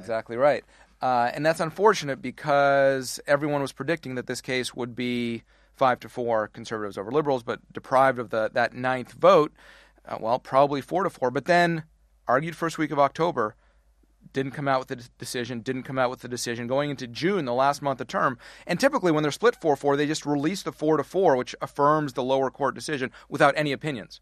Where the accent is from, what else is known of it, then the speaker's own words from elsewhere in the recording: Canada; moved away as an adult; now in United States; how we immigrated to the wrong side of the border